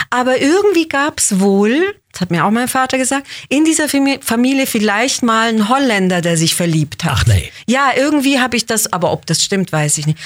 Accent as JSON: {"language": "German", "town": "Basel", "region": "Basel-Stadt", "country": "Switzerland", "tie": "born or raised there", "also_born_or_lived": "Israel", "said": "Genau, also ich bin in Basel geboren, dann sind wir zwei, drei Jahre zurück nach Israel und dann hab, war ich da nur im Kindergarten und dann Grundschule in Basel."}